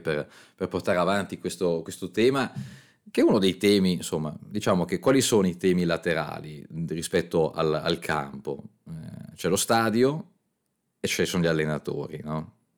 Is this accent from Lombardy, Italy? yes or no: yes; Milan, Lombardy, Italy; io da, da milanese